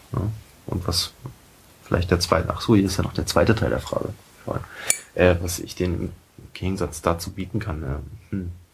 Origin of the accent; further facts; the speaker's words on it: Berlin, Germany; also born or lived in Saxony-Anhalt / Friedrichshain, Berlin / Lichtenberg, Berlin; bin gebürtiger Sachsen-Anhaltiner und ähm, bin 1989 nach Berlin gekommen